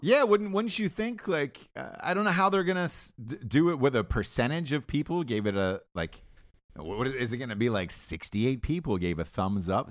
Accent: Atlanta, Georgia, United States; I grew up in Atlanta, so it was, uh, T B S was a local station for us

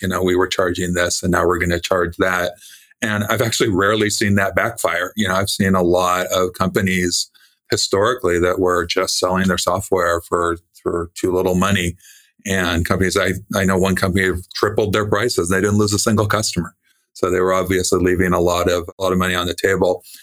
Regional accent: California, United States; I was born in California

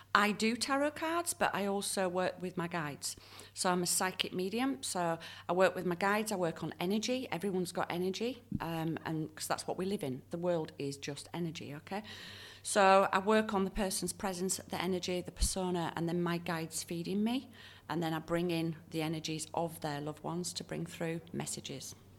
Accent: Leeds, Yorkshire and the Humber, United Kingdom; now in Perth, Australia; when I grew up in Leeds

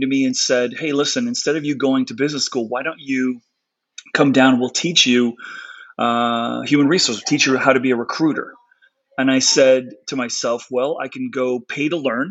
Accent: Connecticut, United States; also born or lived in South Africa; I grew up on the East Coast in Connecticut.

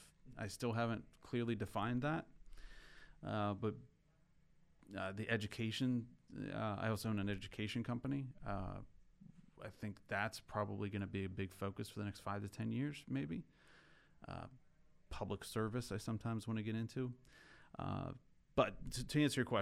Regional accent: rural Pennsylvania, United States; I grew up in Pennsylvania, rural Pennsylvania, and an older house

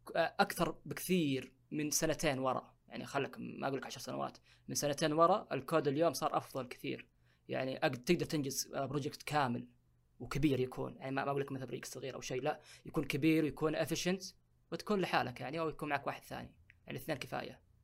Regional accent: Saudi Arabia; عندنا في السعوديه

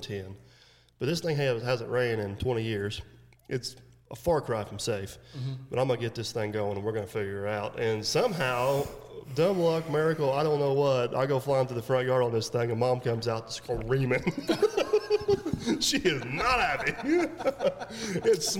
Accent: Troy, United States; where we grew up at in Troy

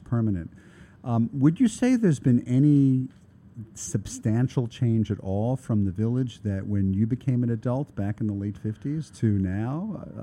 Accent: New York City, New York, United States; we lived in Brooklyn

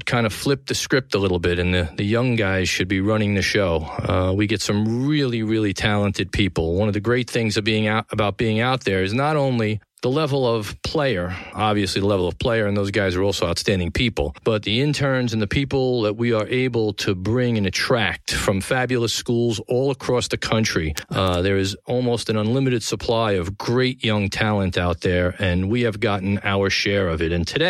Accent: New York City, New York, United States; From the Gotham Podcast Studio in the heart of downtown New York City, the capital of the world, my hometown here in Tribeca, this is The Conversation.

